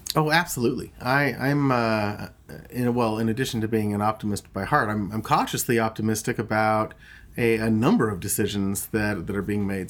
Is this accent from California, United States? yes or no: yes; California, United States; my home state of California